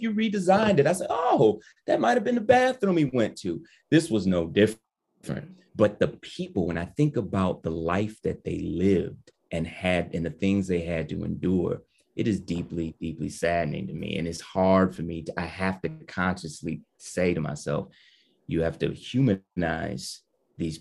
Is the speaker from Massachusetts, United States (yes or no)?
no; Ann Arbor, Michigan, United States; I'm from Detroit. Well, I'm from Ann Arbor, Michigan, but outside Detroit